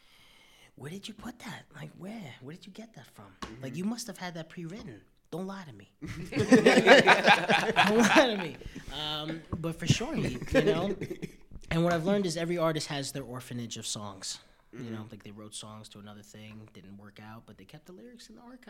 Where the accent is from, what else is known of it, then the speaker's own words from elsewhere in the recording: New York City, New York, United States; I came out the womb on Upper East Side